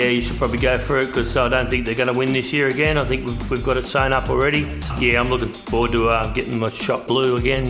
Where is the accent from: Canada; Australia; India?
Australia; Sydney, New South Wales; moved away; I'm from Sydney